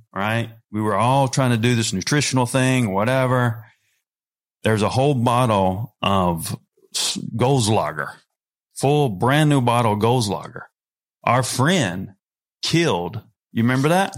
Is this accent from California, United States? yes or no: no; North Carolina, United States; I'm a redneck from North Carolina